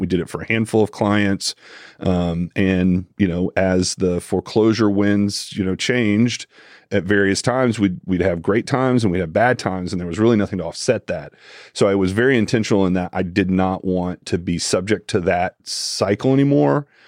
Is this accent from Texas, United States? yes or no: no; Tallahassee, Florida, United States; also born or lived in Jacksonville, Florida / Orlando, Florida / Ocala, Florida; I was born and raised in Tallahassee, Florida